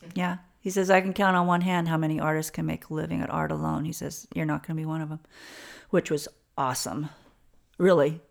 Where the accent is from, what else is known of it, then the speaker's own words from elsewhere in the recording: Alamosa, Colorado, United States; born and raised in Southern Colorado in a little, um, high mountain valley town, Alamosa, Colorado